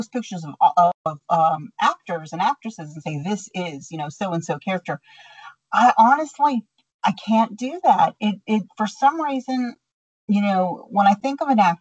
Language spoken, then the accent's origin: English; Texas, United States; accent: Texan; I just sound Texan